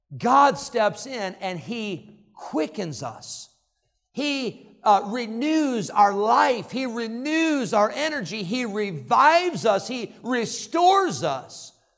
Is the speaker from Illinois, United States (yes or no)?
yes; Illinois, United States; I grew up in Illinois